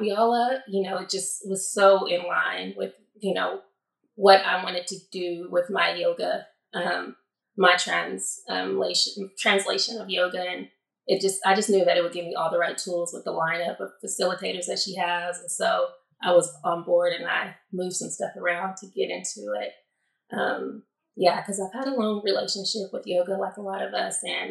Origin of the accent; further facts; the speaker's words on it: New Mexico, United States; moved away as an adult; also born or lived in Santa Cruz / Costa Rica / Atlanta / Oklahoma; now in Portland, United States; I grew up in New Mexico